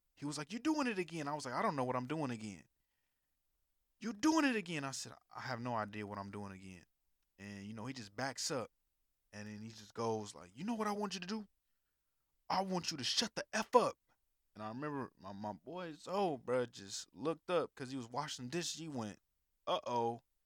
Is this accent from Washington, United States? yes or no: no; California, United States; moved away as an adult; also born or lived in Alabama; I was from California.